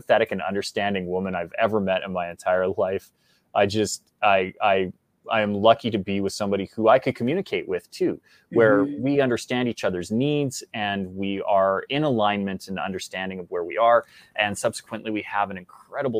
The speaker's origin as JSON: {"language": "English", "country": "Canada", "said": "as a Canadian"}